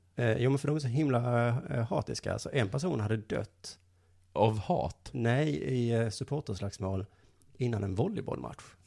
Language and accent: Swedish; Lund, Skåne, Sweden; jag är ju från Lund